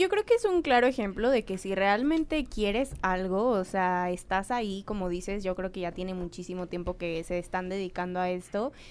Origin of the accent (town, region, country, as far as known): Mexico